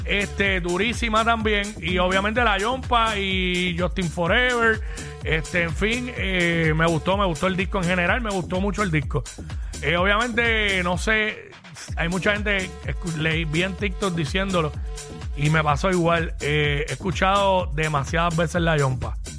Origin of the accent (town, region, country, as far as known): Puerto Rico